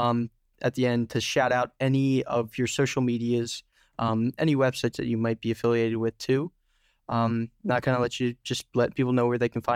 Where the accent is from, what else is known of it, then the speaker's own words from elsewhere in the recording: Philadelphia, Pennsylvania, United States; I'm from Philadelphia, like the Philadelphia area